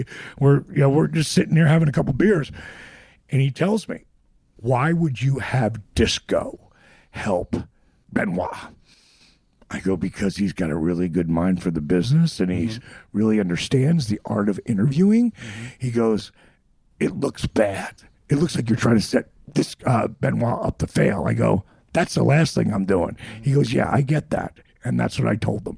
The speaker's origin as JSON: {"language": "English", "area": "Jersey Shore", "region": "New Jersey", "country": "United States", "tie": "born or raised there", "said": "growing up on the Jersey Shore with the WWWF"}